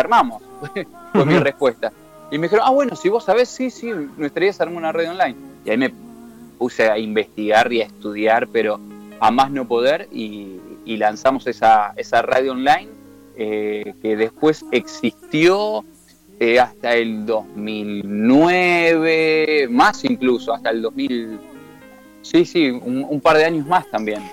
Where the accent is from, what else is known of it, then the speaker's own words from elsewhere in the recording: Temperley, Buenos Aires Province, Argentina; soy de Loma de Zamora, de Temperley específicamente